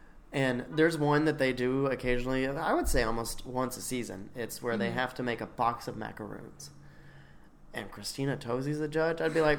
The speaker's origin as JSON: {"language": "English", "region": "the South", "country": "United States", "said": "I'm from the South."}